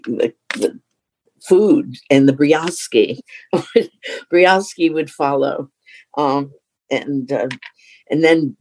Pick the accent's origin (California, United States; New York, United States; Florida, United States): New York, United States; New York City; I grew up in Astoria, Queens, and there's this very special Queens vibe thing, but that's where I grew up